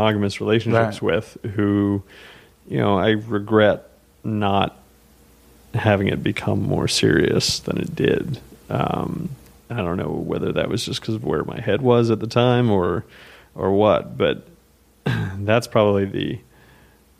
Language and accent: English; the South, United States; now in New York, United States; I'm from the South originally